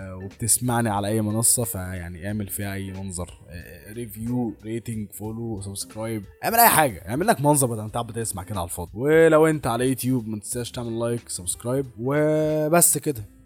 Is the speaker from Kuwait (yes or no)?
no; Egypt; عندنا في مصر